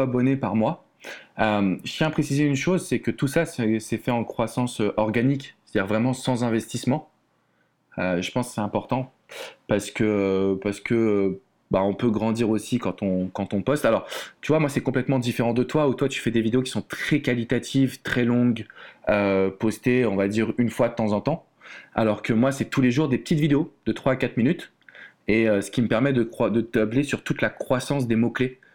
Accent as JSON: {"language": "French", "country": "France", "accent": "French", "moved": "as an adult", "lives_now": "United States", "said": "il faut que les gens ils acceptent mon accent français"}